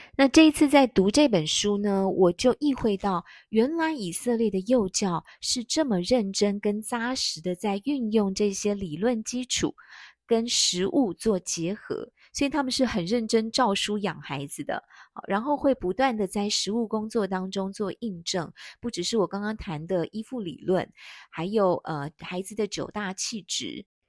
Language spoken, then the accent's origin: Chinese; Taiwan; 我们台湾人